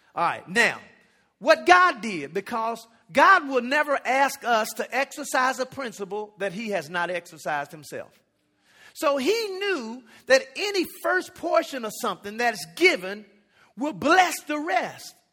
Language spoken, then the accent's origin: English; United States; also born or lived in Jamaica; I'm American, so I was out there going to school